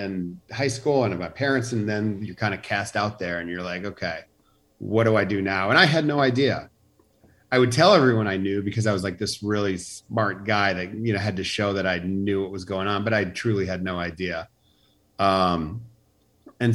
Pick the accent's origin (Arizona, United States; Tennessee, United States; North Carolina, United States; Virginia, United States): North Carolina, United States; Charlotte; also born or lived in Chicago, Illinois; I grew up in Chicago till I was 9, and then we moved to Charlotte, North Carolina